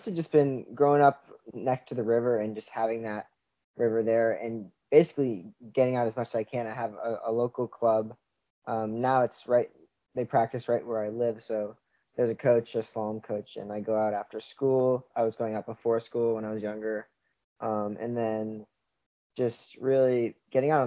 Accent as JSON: {"language": "English", "town": "Washington", "region": "District of Columbia", "country": "United States", "tie": "born or raised there", "said": "I'm a 18-year-old kayaker from Washington, D.C. I pretty much grew up next to the river"}